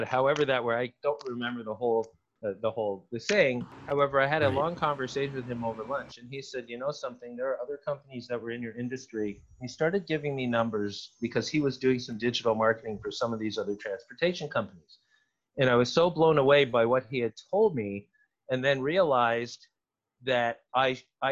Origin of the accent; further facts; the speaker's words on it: Toronto, Ontario, Canada; I'm from Toronto